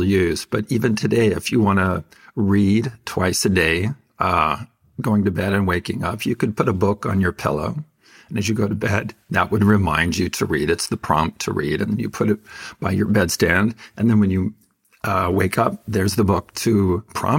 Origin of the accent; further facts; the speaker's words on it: Fresno, California, United States; Growing up in Fresno as a Mormon, my parents were very, very faithful